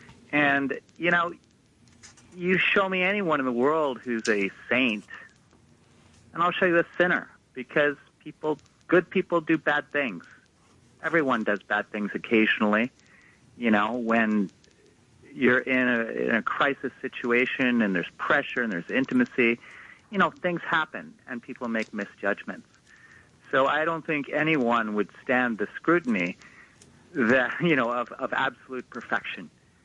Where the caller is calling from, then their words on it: Brooklyn, New York, United States; Hey, I'm …. I'm from Brooklyn.